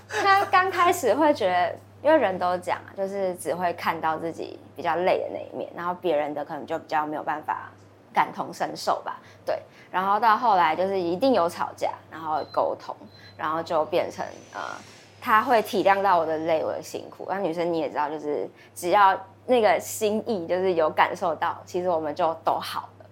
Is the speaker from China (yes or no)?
no; southern Taiwan, Taiwan; 我南部老家的对面是一间，也是屠宰场